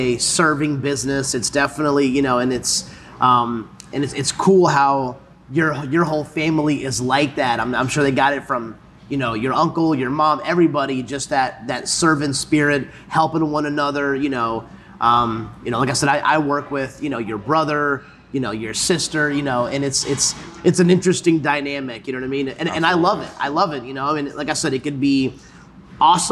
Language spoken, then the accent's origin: English; Salisbury, North Carolina, United States; I grew up in the Salisbury area